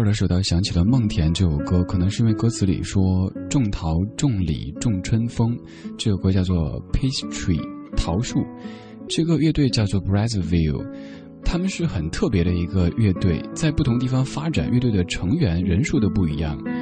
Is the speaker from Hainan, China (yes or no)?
no; Chengdu, Sichuan, China; 我的家乡成都